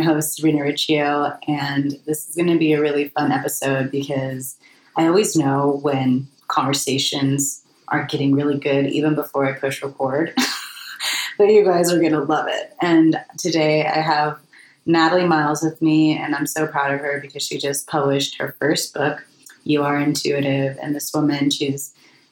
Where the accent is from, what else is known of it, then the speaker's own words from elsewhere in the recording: United States; I always saw myself as a European growing up in America